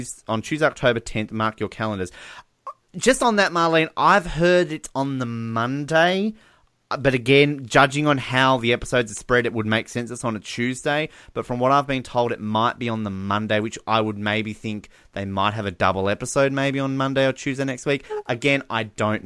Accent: Australia; we're a lot more laid back as Australians

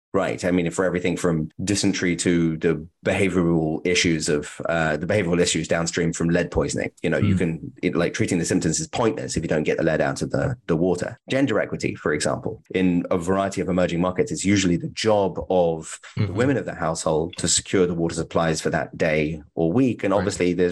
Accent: United Kingdom; as a British person

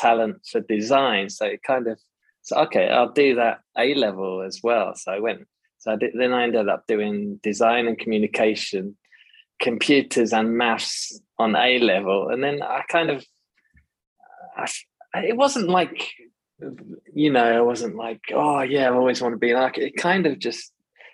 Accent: United Kingdom; moved away as an adult; now in Tanzania; I'm British

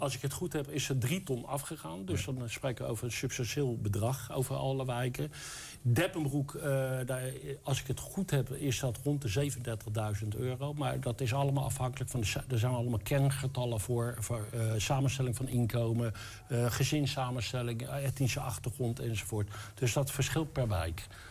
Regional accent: the West, western Netherlands, Netherlands; now in Enschede, Netherlands; Ik kom uit het Westen. ik ben dus een Westerling. Maar ik woon eh, ruim tien jaar hier in Enschede

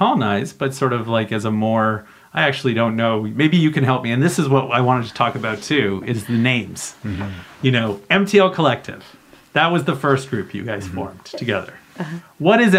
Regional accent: Canada; as a Canadian

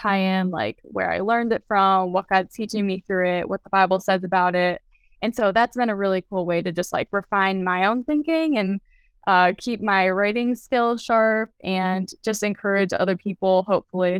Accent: Lafayette, Indiana, United States; I'm from Lafayette, Indiana

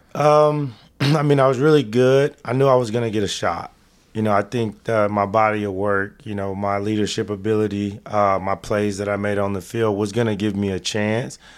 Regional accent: Dallas, Texas, United States; To do it in my hometown

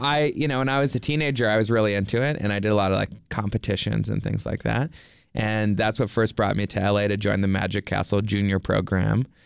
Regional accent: Nova Scotia, Canada; now in Los Angeles, United States; I'm from Nova Scotia in Canada.

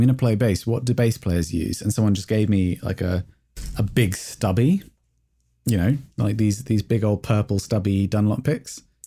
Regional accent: England, United Kingdom; I'm English

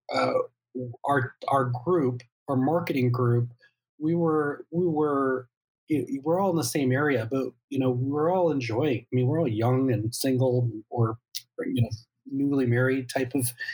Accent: Central Illinois, United States; now in Naperville, United States; I grew up in Central Illinois

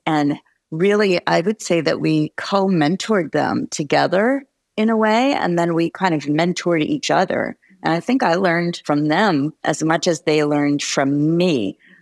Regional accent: New Jersey, United States; moved away as an adult; also born or lived in New York / Gainesville, Florida; now in Arizona, United States; I grew up in New York and New Jersey, and interestingly, in New Jersey, it was a very white suburban area

